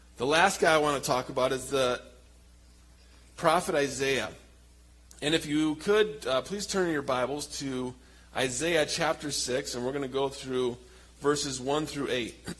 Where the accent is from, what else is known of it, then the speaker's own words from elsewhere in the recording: Michigan, United States; moved away as an adult; also born or lived in Papua, Indonesia; now in Indonesia; we're from Michigan